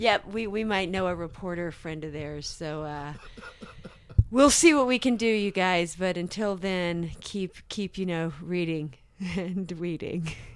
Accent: South Carolina, United States; I grew up in South Carolina

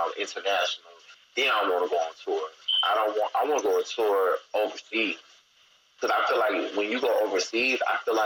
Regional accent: Gaston, South Carolina, United States; also born or lived in Columbia, South Carolina; Actually, Gaston, South Carolina.

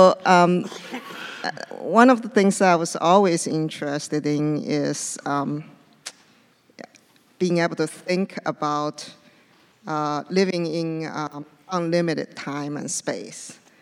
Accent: China; now in United States; Well, I was born in China, which is a country with a very long history. And I remember came to United States

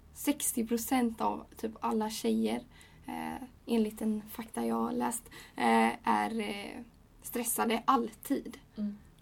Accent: Gothenburg, Västra Götaland, Sweden; jag kommer från Göteborg och jag är 20 år

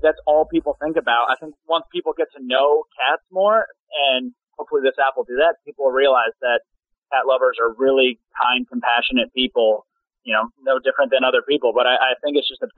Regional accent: Colorado, United States; moved away as an adult; also born or lived in New York; now in Los Angeles, United States; I'm actually from Colorado, and then I actually moved to New York for modeling and then L.A. for acting.

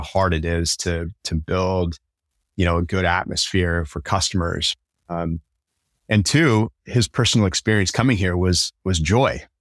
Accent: Tacoma, Washington, United States; I grew up in Tacoma, going to Tacoma Tigers games

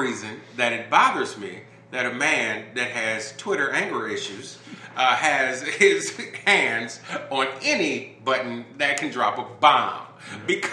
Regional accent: Chicago, Illinois, United States; moved away; I'm originally from Chicago

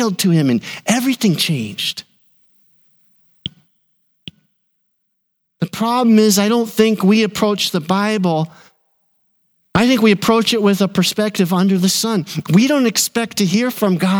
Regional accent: Burnsville, United States; I was pastoring in my hometown of Burnsville

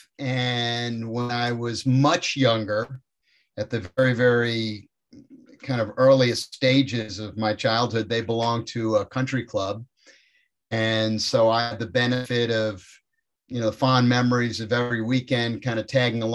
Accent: Westchester County, New York, United States; born or raised there

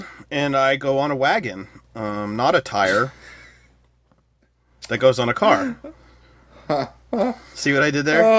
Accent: United States; from the U.S.

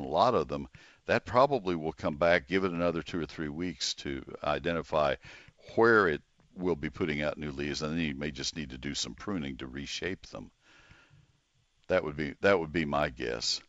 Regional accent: College Station, Texas, United States; I grew up in College Station, and I made a, a living as a high school kid

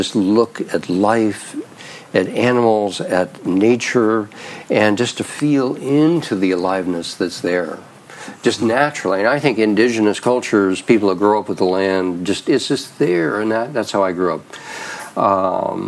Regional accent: Idaho, United States; moved away; I grew up in Idaho

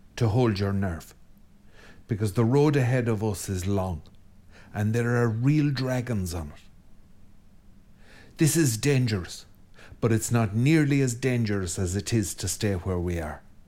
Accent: Ireland; I'm Irish

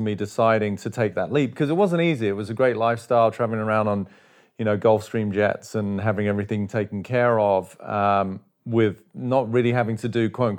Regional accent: England, United Kingdom; now in United States; I mean, as a kid, I was growing up in England, obviously, footy, you know, yeah, soccer as they call it over here, was my passion.

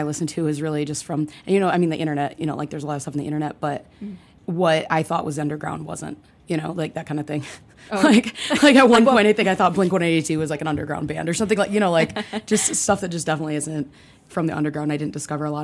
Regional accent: Michigan, United States; also born or lived in Lansing; now in Chicago, United States; I grew up in Michigan

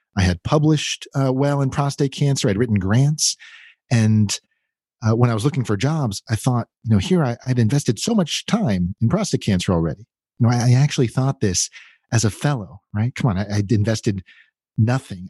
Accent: outside of Pittsburgh, Pennsylvania, United States; moved away as an adult; also born or lived in Florida / Baltimore / Philadelphia / Los Angeles; I was born in Florida. Uh, but I grew up outside of Pittsburgh

